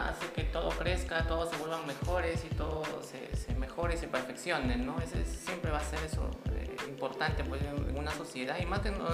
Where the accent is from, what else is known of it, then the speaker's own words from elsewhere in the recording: Peru; como ciudadanos, como peruanos que somos